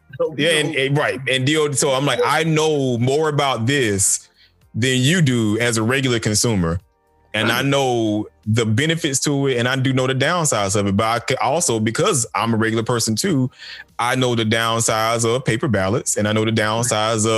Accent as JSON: {"language": "English", "town": "Macon", "region": "Georgia", "country": "United States", "tie": "born or raised there", "moved": "yes", "lives_now": "Loganville, United States", "said": "growing up in Macon"}